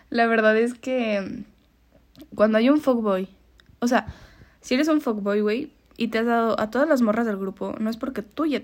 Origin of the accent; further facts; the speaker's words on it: Aguascalientes, Mexico; cierto, somos de Aguascalientes. ah, somos de Aguascalientes, sí. Aquí en Aguascalientes